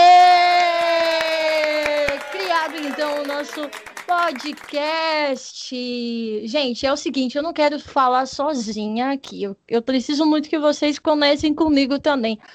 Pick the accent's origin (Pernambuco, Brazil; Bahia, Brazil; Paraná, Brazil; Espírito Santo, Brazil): Paraná, Brazil; now in São Paulo, Brazil; eu sou paranaense, eu nasci no, no estado do Paraná, porém eu estou morando na nossa querida capital do estado de São Paulo